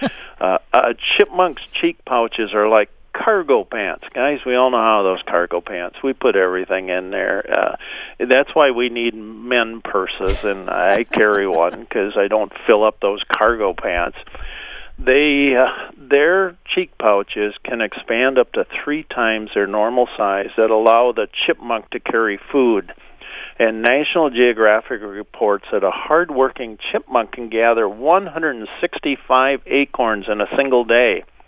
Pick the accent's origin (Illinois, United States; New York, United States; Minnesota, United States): Minnesota, United States; being a Minnesotan